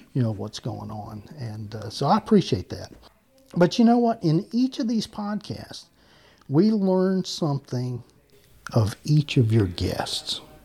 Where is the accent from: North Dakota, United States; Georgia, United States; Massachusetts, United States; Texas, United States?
Georgia, United States; Macon; also born or lived in Savannah, Georgia; I was born in Savannah, Georgia, mm. raised in Macon, Georgia.